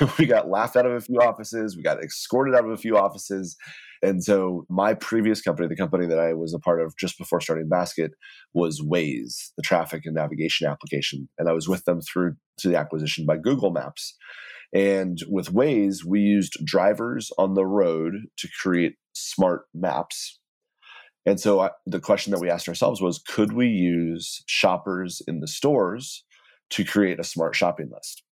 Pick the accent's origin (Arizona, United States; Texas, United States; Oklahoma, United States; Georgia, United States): Texas, United States; now in New York City, United States; I grew up in Texas and my entire family's from the Midwest